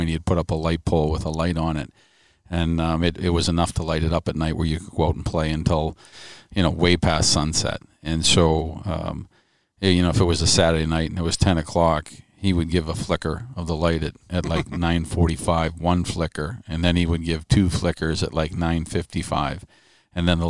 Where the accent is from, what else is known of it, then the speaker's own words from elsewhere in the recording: Franklin, Massachusetts, United States; Growing up in Massachusetts, back then when, you know, there wasn't computers